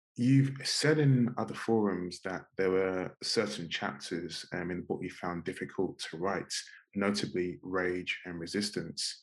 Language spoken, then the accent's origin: English; London, United Kingdom; in my immediate environment in Northwest London